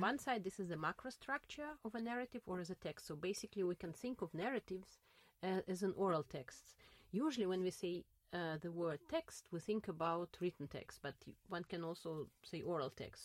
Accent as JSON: {"language": "English", "region": "Saint Petersburg", "country": "Russia", "tie": "born or raised there", "second_language": "English", "moved": "yes", "lives_now": "Berlin, Germany", "said": "I was born in St. Petersburg, mm-hmm. at that time Leningrad, uh, in the center of St. Petersburg"}